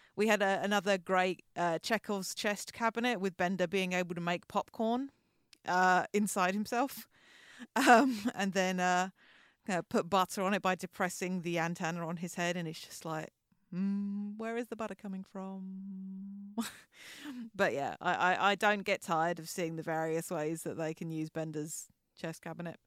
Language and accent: English; England, United Kingdom; We, as our accents may clue you in, we are English.